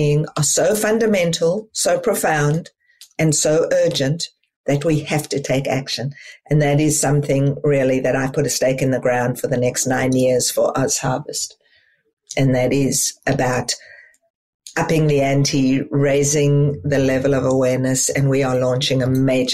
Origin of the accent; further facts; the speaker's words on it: South Africa; moved away as an adult; as a child and as a young adult growing up in South Africa